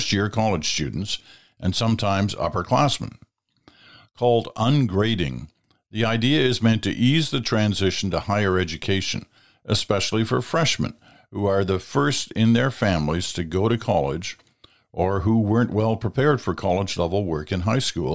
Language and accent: English; Stratford, Ontario, Canada; I grew up in Stratford, Ontario, went to high school, or went to primary school and high school in Stratford